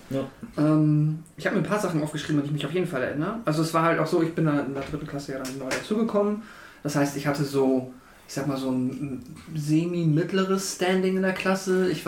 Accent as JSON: {"language": "German", "town": "Henstedt-Ulzburg", "region": "Schleswig-Holstein", "country": "Germany", "said": "Dann äh, im dritten Jahr, ein Jahr in, neben Kleinstädtchen halt Henschel-Ulzburg. Da, wo ich herkomme, aber nicht an derselben Grundschule."}